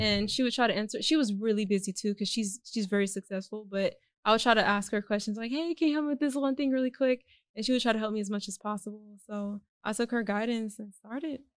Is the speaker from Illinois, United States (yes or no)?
no; Houston, Texas, United States; born or raised there; also born or lived in Austin / Alief / Fort Bend